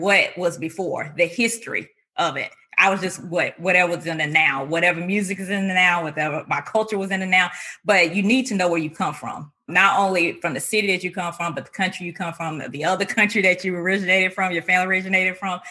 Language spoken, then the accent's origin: English; North Carolina, United States; also born or lived in Indiana; I was born and raised in North Carolina.